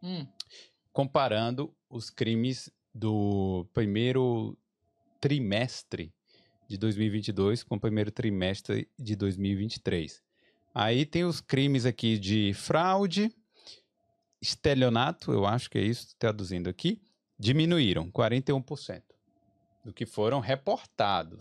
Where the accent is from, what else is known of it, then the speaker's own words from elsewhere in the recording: Brazil; moved away as an adult; now in Dublin, Ireland; A gente veio do Brasil, tá acostumado lá com aquela violência urbana